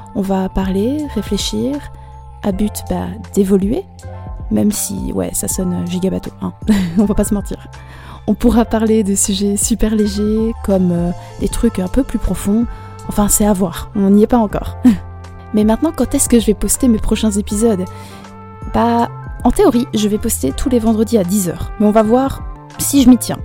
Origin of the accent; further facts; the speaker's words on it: Brussels, Brussels-Capital Region, Belgium; j'ai 19 ans et je viens de Bruxelles